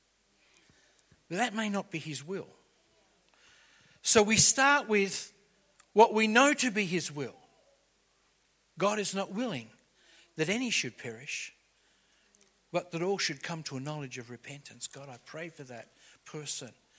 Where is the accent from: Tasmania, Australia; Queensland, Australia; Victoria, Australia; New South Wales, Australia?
New South Wales, Australia; Liverpool; We grew up around the Liverpool area and it was the electorate of Gough Whitlam